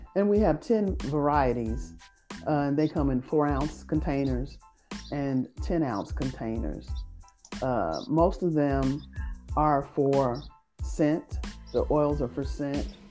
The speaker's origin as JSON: {"language": "English", "town": "Indianapolis", "region": "Indiana", "country": "United States", "tie": "born or raised there", "said": "we grew up here in Indianapolis. We are originally from Indianapolis, and we all still reside in Indianapolis"}